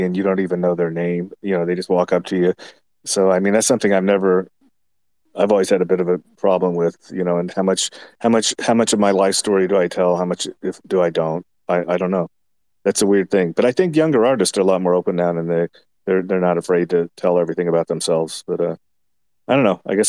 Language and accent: English; Midwest, United States; I'm from the Midwest